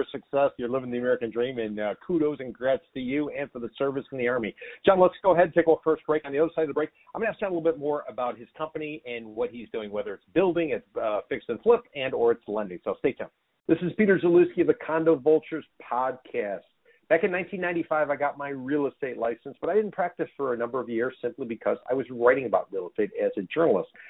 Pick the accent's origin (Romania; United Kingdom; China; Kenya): Romania; now in California, United States; I was born in Romania.